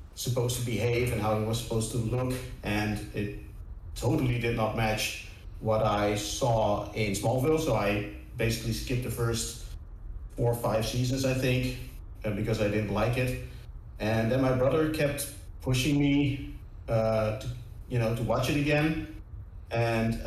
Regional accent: Netherlands; I'm from Holland

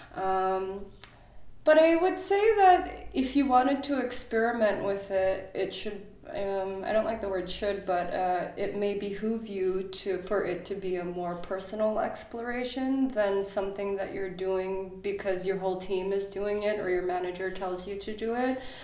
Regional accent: Chicago, Illinois, United States; moved away as an adult; also born or lived in San Francisco; now in Berlin, Germany; I was born in Chicago. I went to university in Chicago

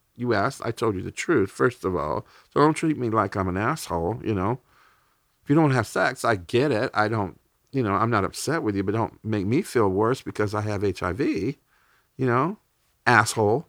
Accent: United States; as an American

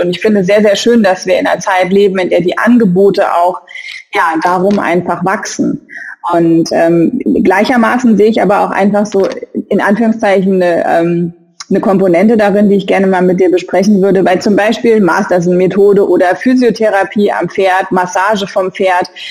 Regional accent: Saarland, Germany; ich bin Saarländerin.

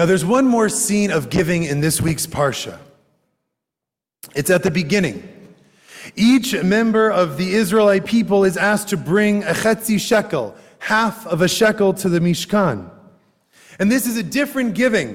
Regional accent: United States; I am an American Jew

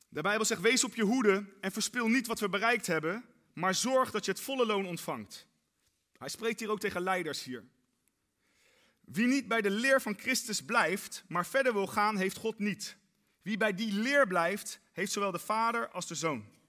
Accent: Netherlands; wij Nederlanders

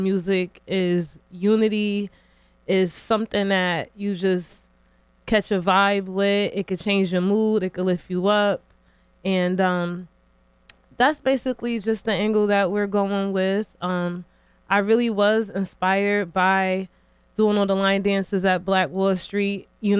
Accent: New Haven, Connecticut, United States; You know, I love New Haven. For the most part, I was born and raised here

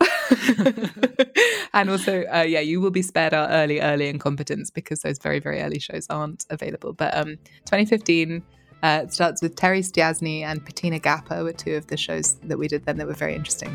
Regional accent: England, United Kingdom; also born or lived in Paris; I'm English

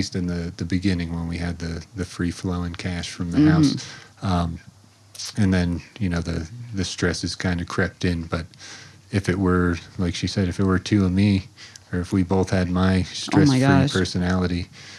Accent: Florida, United States; moved away as an adult; Pretty much born and raised in Florida.

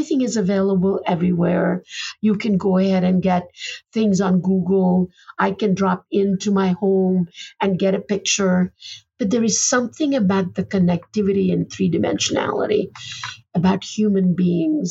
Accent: Ahmedabad, Gujarat, India; moved away; also born or lived in Boston; Ahmedabad is not the prettiest place in the world

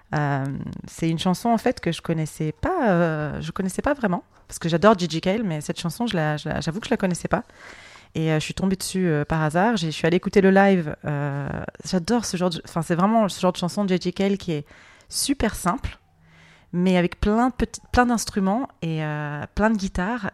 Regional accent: France; je suis française

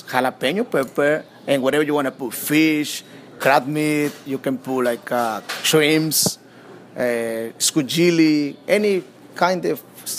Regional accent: Veracruz, Mexico; now in Ossining, United States; I come from Veracruz, Mexico.

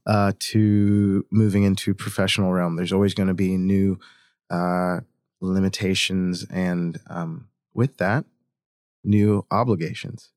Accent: Hurricane, West Virginia, United States; I grew up in Hurricane, West Virginia

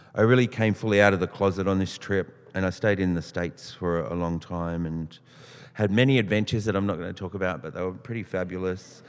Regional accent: Australia; also born or lived in Tumbarumba; I was adopted out of this area, which a lot of people got adopted out in the 50s and 60s. Um, and I found myself growing up in the Waples family a non Indigenous family, very working class, and living in Housing Commission

